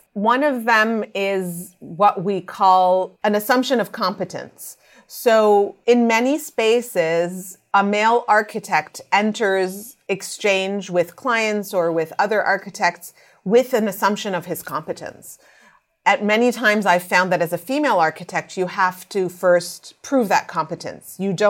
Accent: Canada; I'm Canadian Egyptian.

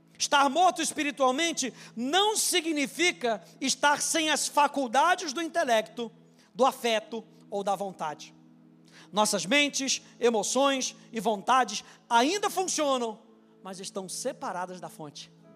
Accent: Brazil; eu nasci no Brasil

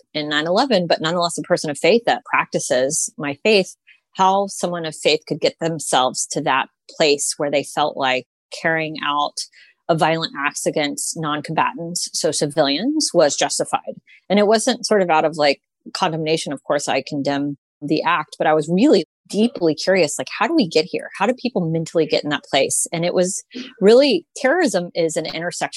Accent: Houston, Texas, United States; I was born and raised in Houston, Texas

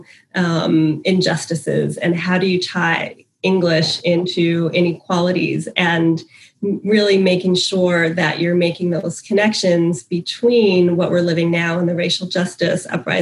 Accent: Silver Spring, Maryland, United States; I'm from Silver Spring, Maryland. I grew up here since I was five, and I was in Montgomery County Public Schools from kindergarten through ninth grade.

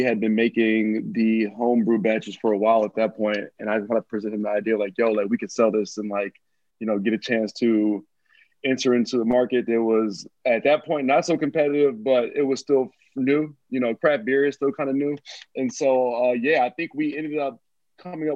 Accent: Chicago, Illinois, United States; now in Washington, D.C., United States; I'm from Chicago originally

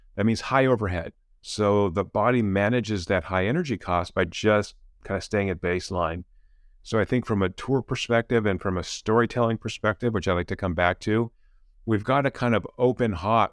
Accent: California, United States; I come from California. I'm a professor at Claremont Ag University

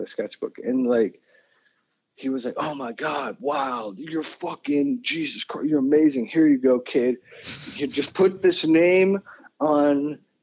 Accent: Detroit, Michigan, United States; also born or lived in New Mexico / Philadelphia, Pennsylvania; now in New York, United States; For the formative years of my life, like growing up in Detroit

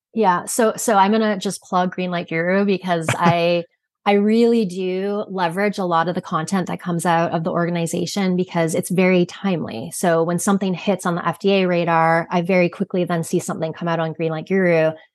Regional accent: Canada; moved away as an adult; also born or lived in Michigan, United States; I'm from Canada originally, and then went to pursue a Bachelor of Science when I was in Michigan.

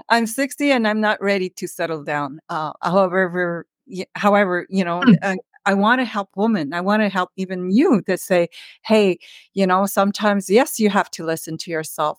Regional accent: Earlton, Ontario, Canada; moved away as an adult; also born or lived in Ottawa; I'm a northern girl, so I grew up in North Ontario in a very small town. It was like a village. It was called Village, and it was all French

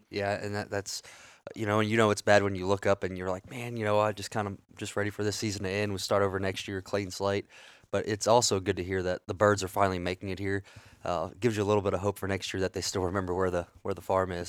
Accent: South Louisiana, United States; moved away; being from South Louisiana originally

